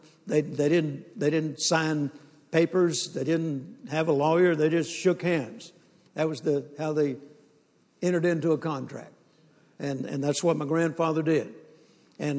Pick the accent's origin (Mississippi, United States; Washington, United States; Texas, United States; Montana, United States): Mississippi, United States; moved away; also born or lived in Shreveport, Louisiana; I was born in Mississippi on a farm